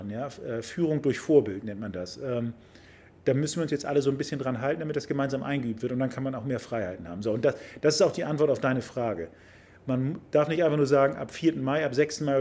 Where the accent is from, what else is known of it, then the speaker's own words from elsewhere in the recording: Hamburg, Germany; Ich bin ja ein Kind des Hamburger Südens, das ist ja meine Heimat hier